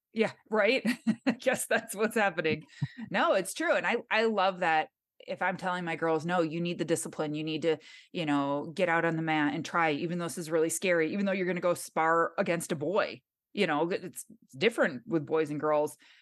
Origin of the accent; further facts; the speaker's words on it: Michigan, United States; accent: nasally; moved away as an adult; now in Southern California, United States; born and raised in Michigan